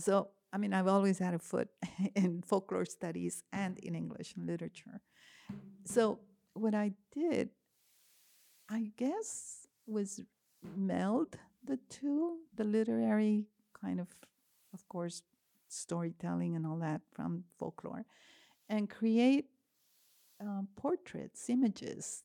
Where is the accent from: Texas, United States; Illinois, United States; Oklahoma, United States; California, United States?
Texas, United States; Laredo; moved away as an adult; now in Kansas City, United States; growing up in La Redon specifically